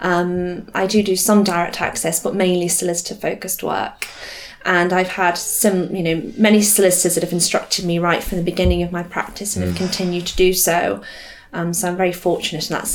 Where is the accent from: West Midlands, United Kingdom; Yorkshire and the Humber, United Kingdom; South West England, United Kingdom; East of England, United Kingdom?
West Midlands, United Kingdom; Staffordshire; moved away as an adult; also born or lived in London; I come from the Staffordshire area.